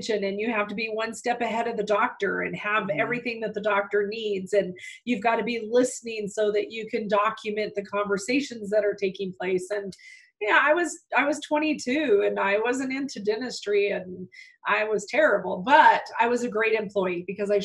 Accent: northern New Mexico, United States; I was born and raised in northern New Mexico on a farm

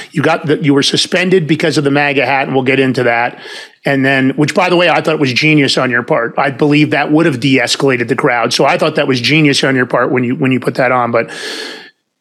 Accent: New York City, New York, United States; I'm from Fordham Road in the Bronx originally

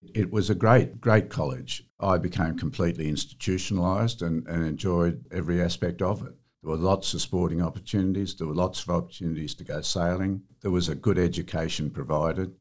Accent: Sydney, New South Wales, Australia; I was born in Sydney, and my parents and our home was at Seaforth shortly after

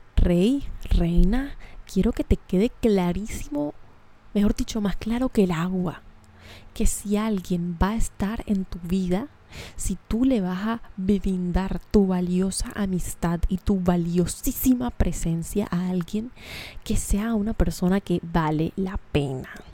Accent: Colombia; accent: cachaco; moved away; Hablé muy cachaco, lo siento. Hace rato no estoy en mi tierra.

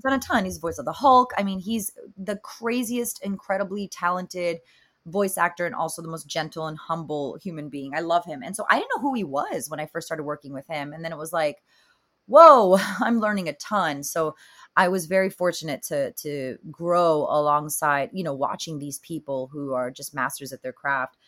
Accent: Miami, Florida, United States; now in California, United States; I'm Cuban American from Miami, Florida, born and raised over there.

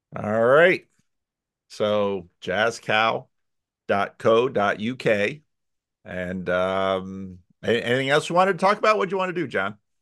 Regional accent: United States; for me as an American

